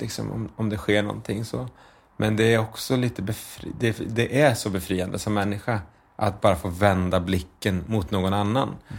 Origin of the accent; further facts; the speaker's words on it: Linköping, Östergötland, Sweden; vi bodde i en liksom, förort till Linköping som heter Skäggetorp. Ett, så här, där växte jag upp mina första sex, sju år